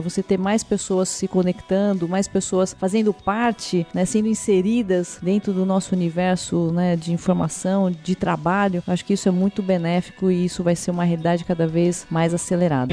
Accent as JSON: {"language": "Portuguese", "country": "Brazil", "said": "Como brasileiros"}